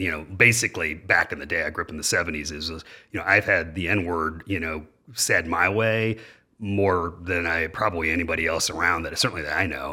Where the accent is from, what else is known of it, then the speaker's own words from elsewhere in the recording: Dayton, Ohio, United States; I was born and raised in Dayton, Ohio